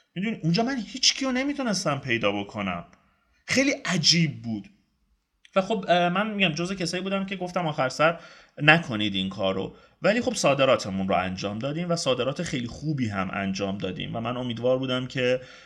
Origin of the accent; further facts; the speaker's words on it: Iran; من ایرانیم